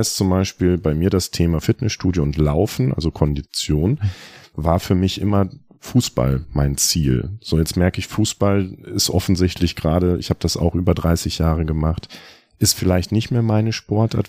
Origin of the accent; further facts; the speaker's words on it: North Rhine-Westphalia, Germany; moved away; ich bin in Ostwestfalen groß geworden, wir haben keine Berge.